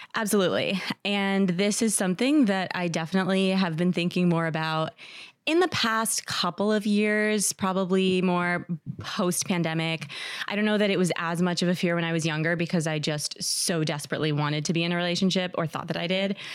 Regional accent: New Jersey, United States; now in New York City, United States; I live in New York City, and I'm from New Jersey

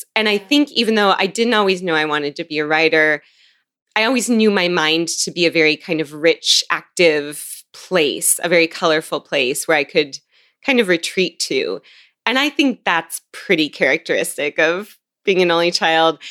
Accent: Seattle, Washington, United States; I grew up in Seattle

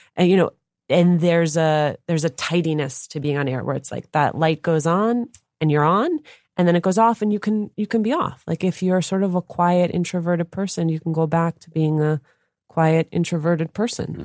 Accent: Union City, New Jersey, United States; I grew up in Union City, New Jersey

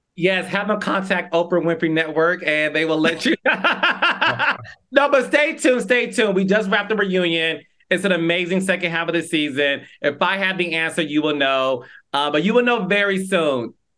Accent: Detroit, Michigan, United States; my hometown, Detroit, Michigan

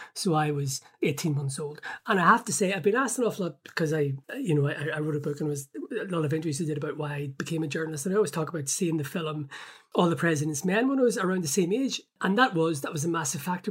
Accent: Belfast, Northern Ireland, United Kingdom; I grew up in North Belfast

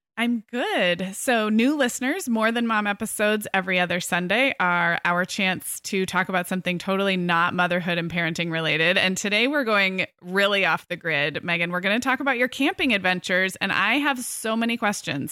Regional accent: California, United States; as a Californian

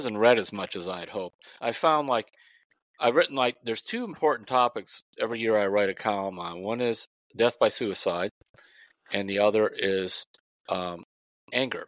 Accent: Parma, Ohio, United States; you could walk from Parmatown to where I grew up on Westminster Avenue.

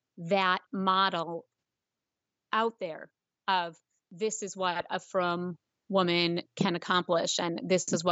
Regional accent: Chicago, Illinois, United States; now in Baltimore, United States; I'm originally from Chicago

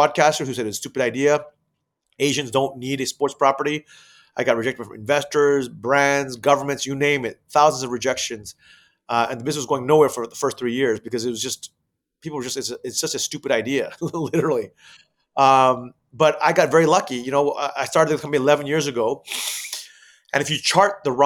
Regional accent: Thailand; moved away; also born or lived in United States; Asia, where I'm originally from, and I grew up in Thailand

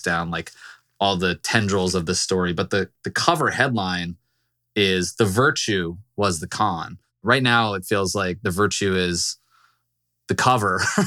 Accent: Virginia, United States; I'm from Virginia

